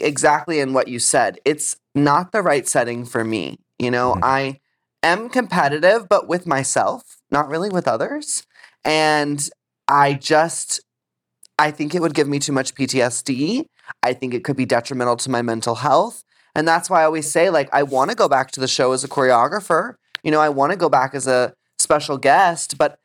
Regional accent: Texas, United States; growing up in Texas

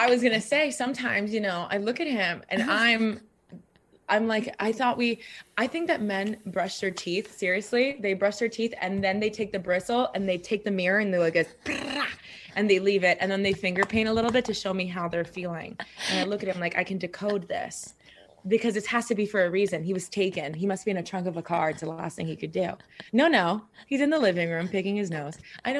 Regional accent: Miami, Florida, United States; I grew up in Miami.

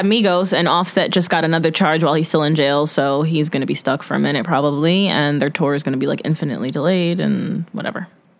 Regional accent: New Jersey, United States; we're great from the Garden State.

